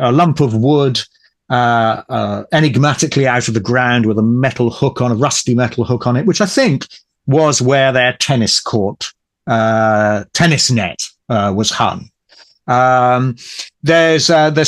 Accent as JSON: {"language": "English", "town": "Ipswich", "region": "East of England", "country": "United Kingdom", "tie": "born or raised there", "said": "Ipswich, which, as I say, is my hometown, and near to Ipswich I live right now."}